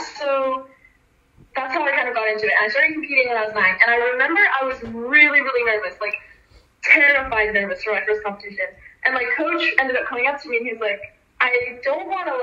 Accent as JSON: {"language": "English", "town": "San Francisco", "region": "California", "country": "United States", "tie": "born or raised there", "said": "I was born and raised in San Francisco, so that's a 4-hour drive to Tahoe."}